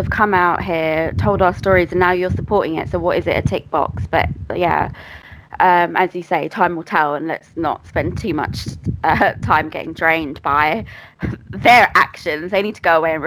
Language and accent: English; Greater London, United Kingdom; I grew up in Greater London. I still live in Greater London.